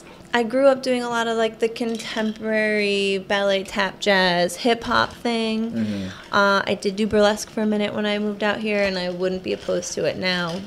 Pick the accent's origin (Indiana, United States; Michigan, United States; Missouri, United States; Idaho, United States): Michigan, United States; Okay, so I grew up in Michigan